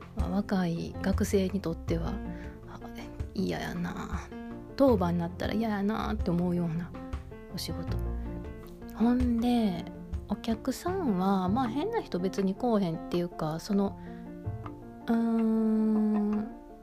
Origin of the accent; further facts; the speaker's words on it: Kansai, Japan; moved away; 私は京都人じゃないんですけど、まあ、北海道に来てる関西人